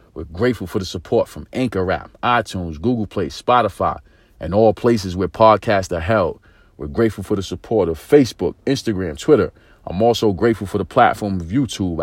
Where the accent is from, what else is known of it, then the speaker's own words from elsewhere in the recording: New York City, New York, United States; being from inner city America, growing up in East New York, Brooklyn